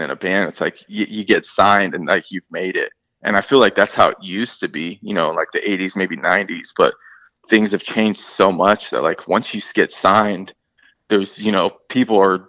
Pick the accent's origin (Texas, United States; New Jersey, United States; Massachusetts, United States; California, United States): California, United States; Berkeley; moved away as an adult; also born or lived in Oakland, California; now in Florida, United States; that's where I'm from, the Bay Area up in California. So I'm, you know, Oakland, like I was born in Berkeley and I used to live in Oakland, but 5 years ago I moved to Florida.